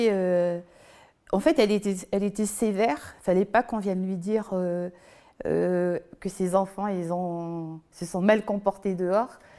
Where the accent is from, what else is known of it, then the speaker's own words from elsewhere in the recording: Basse-Terre, Guadeloupe, France; Je viens de Basse-Terre, en Guadeloupe. C'est un endroit où tout le monde se connaît.